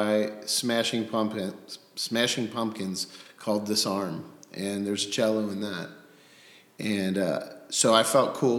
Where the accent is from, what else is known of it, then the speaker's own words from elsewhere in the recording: Cincinnati, Ohio, United States; I grew up in Coleraine Township. I lived there until I graduated high school.